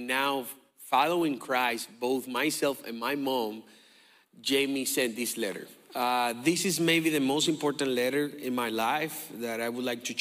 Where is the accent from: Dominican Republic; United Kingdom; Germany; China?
Dominican Republic; moved away; I'm from the Dominican Republic